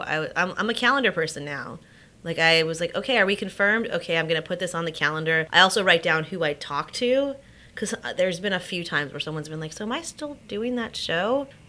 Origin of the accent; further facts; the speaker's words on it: Los Angeles, California, United States; I'm from Los Angeles.